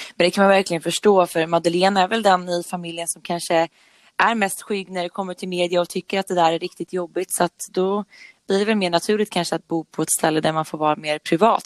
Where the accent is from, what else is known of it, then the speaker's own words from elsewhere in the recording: Nora, Örebro County, Sweden; Jag är uppvuxen i Nora som ligger norr om Örebro